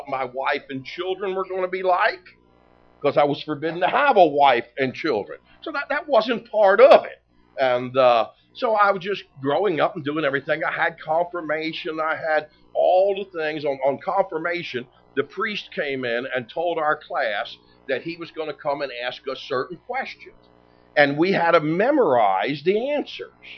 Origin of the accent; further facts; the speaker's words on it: Philadelphia, Pennsylvania, United States; I was born in Philadelphia, Pennsylvania, grew up in the suburbs of Philadelphia